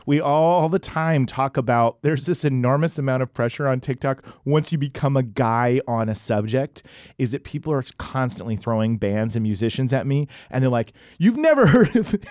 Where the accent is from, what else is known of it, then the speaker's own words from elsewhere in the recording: Oklahoma, United States; I was growing up in Oklahoma